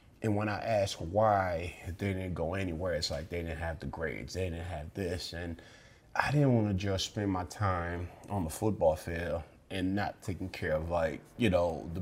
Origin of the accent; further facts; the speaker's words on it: Somerville, Massachusetts, United States; Growing up in Somerville